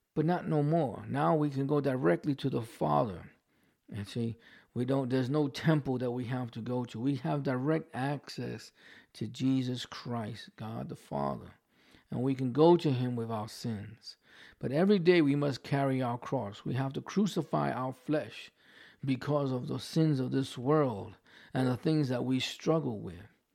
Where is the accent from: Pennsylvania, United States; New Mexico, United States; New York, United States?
New York, United States; accent: New York; I still have my New York accent.